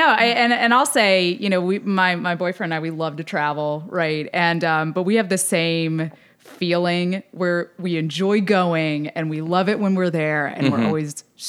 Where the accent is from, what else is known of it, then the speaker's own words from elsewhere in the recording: St. Simons Island, Georgia, United States; now in Charleston, United States; I've been here for a hot minute. But no, I'm a Southerner. So born and raised in Georgia.